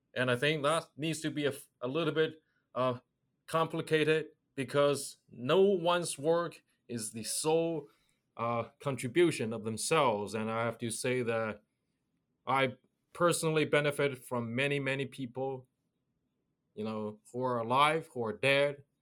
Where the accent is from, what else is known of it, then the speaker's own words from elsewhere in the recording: China; moved away as an adult; I grew up in China.